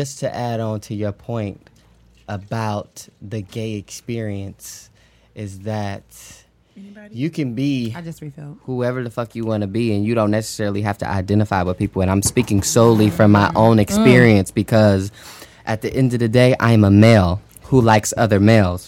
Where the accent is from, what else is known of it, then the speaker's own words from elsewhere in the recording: Oakland, California, United States; also born or lived in Georgia; now in Virginia, United States; I'm from Oakland, California